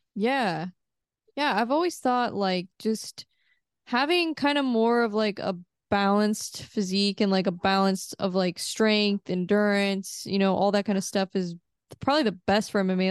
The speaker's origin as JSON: {"language": "English", "region": "Missouri", "country": "United States", "tie": "born or raised there", "said": "I'm from Missouri, so mm-hmm. I I kind of grew up in like a smaller town."}